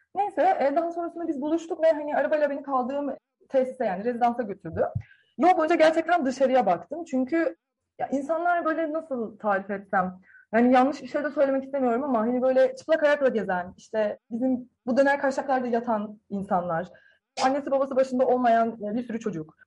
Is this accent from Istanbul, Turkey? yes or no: no; Sakarya, Turkey; Sakarya doğumluyum